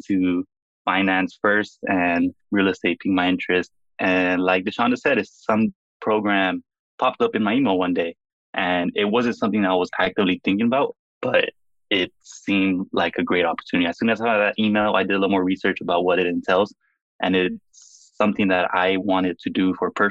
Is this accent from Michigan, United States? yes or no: no; Los Angeles, California, United States; moved away as an adult; now in Boston, United States; Born and raised in Los Angeles, California